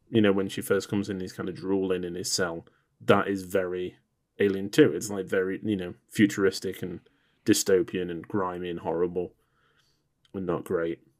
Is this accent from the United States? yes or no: no; England, United Kingdom; as an Englishman